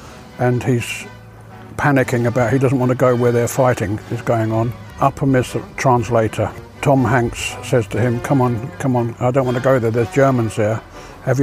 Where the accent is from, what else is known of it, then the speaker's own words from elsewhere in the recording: Croydon, London, United Kingdom; born there; accent: English; Because I was born in West Croydon.